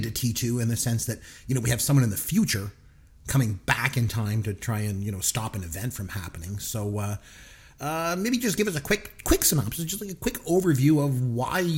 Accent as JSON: {"language": "English", "country": "Canada", "said": "I'm a Canadian, so I love hockey."}